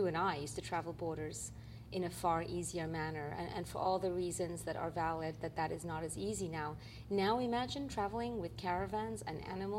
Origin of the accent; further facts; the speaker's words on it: Quebec, Canada; I'm from Quebec as a filmmaker, so we know that Nouveau Cirque is big.